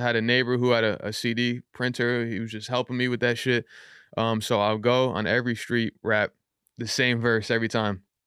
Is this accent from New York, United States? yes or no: yes; Yonkers, New York, United States; also born or lived in Bronx; I was born in the Bronx, but I grew up in Yonkers my entire life.